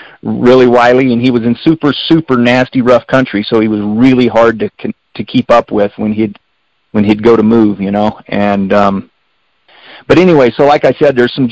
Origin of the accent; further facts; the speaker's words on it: Springerville, Arizona, United States; also born or lived in Eagar, Arizona; I grew up here. I'm born and raised in Springerville, Eager.